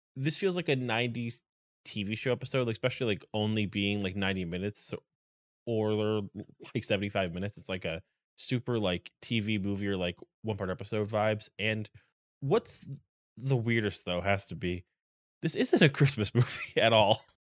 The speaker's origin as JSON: {"language": "English", "region": "New England", "country": "United States", "said": "I'm from New England"}